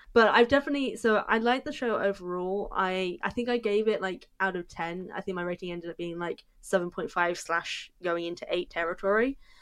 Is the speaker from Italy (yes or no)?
no; United Kingdom; I'm British